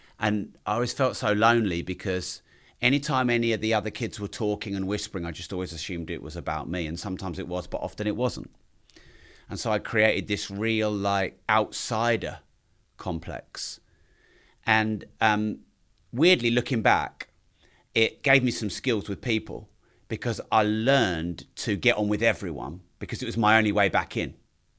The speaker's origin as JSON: {"language": "English", "region": "East of England", "country": "United Kingdom", "tie": "born or raised there", "said": "Growing up wasn't really something I did anywhere for any length of time because Dad kept moving us around the place. So my dad's always owned pubs, bars, hotels, the odd little club. And so we always moved around Cambridgesh"}